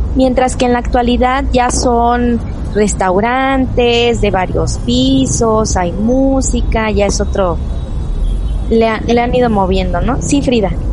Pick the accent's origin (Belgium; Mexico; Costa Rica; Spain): Mexico; nuestra cultura de México